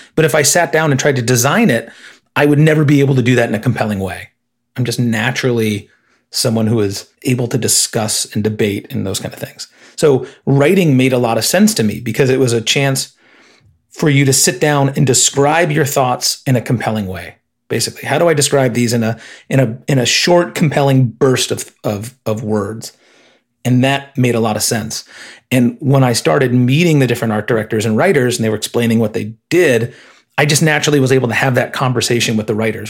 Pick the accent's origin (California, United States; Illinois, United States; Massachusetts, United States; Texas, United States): Illinois, United States; moved away as an adult; I grew up in Illinois